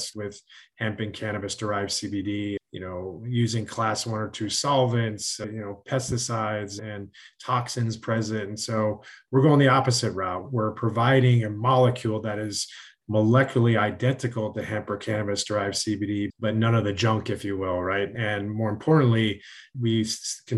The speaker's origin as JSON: {"language": "English", "region": "Connecticut", "country": "United States", "tie": "born or raised there", "said": "I grew up in Connecticut"}